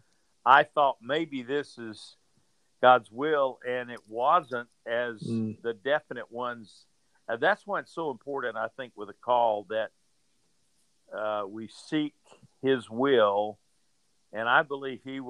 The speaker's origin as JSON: {"language": "English", "region": "Georgia", "country": "United States", "tie": "born or raised there", "said": "I was raised in Georgia"}